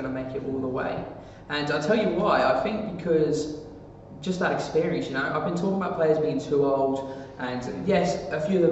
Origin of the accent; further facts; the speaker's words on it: England, United Kingdom; I'm English